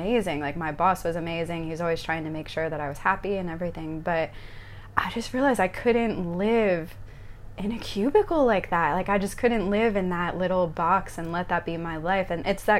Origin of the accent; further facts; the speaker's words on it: Lehigh Valley, eastern Pennsylvania, United States; moved away as an adult; now in Bali, Indonesia; I was born just outside of Philadelphia in the Lehigh Valley in the States, so eastern Pennsylvania and eastern Pennsylvania. And was living there pretty much my whole life